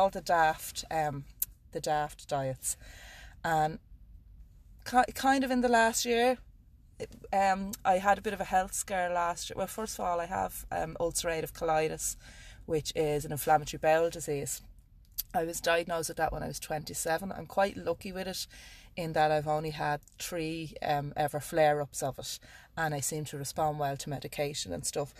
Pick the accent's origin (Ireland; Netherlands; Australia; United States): Ireland; Dún Laoghaire, Leinster; I'm from Dublin, Dunleary in Dublin